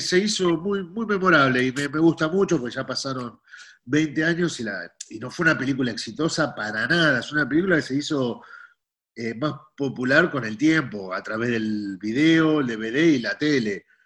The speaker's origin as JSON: {"language": "Spanish", "region": "Buenos Aires", "country": "Argentina", "said": "los porteños somos"}